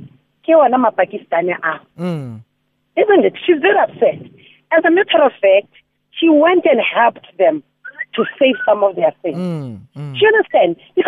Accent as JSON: {"language": "English", "town": "Soweto", "region": "Gauteng", "country": "South Africa", "tie": "born or raised there", "lives_now": "Johannesburg, South Africa", "said": "We grew up in Soweto, Kopish."}